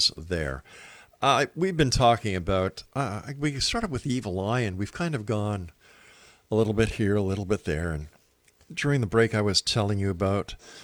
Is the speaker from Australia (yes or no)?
no; Montreal, Quebec, Canada; moved away; I'm from Montreal originally